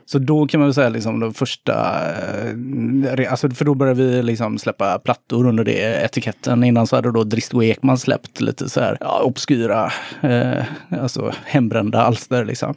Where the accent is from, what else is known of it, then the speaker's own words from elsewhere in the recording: Gothenburg, Västra Götaland, Sweden; Jag, jag kommer från Kortdala